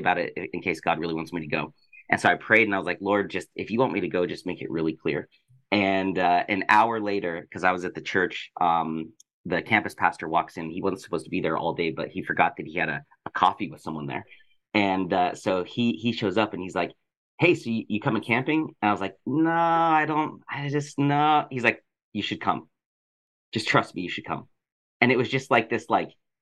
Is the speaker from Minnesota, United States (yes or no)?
no; Colorado, United States; now in Los Angeles, United States; I'm from Colorado, but I live